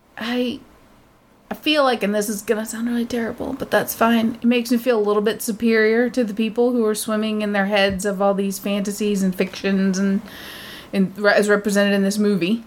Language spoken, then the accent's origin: English; United States; I'm American